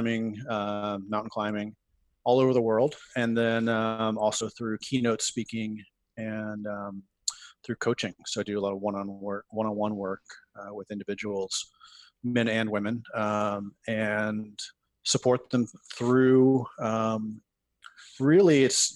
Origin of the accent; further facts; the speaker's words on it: Morristown, New Jersey, United States; I grew up in Morristown, New Jersey